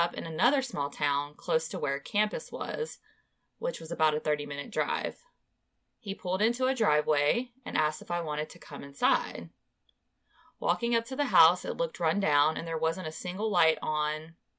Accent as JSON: {"language": "English", "region": "Ohio", "country": "United States", "tie": "born or raised there", "said": "about an hour away from my hometown in Ohio"}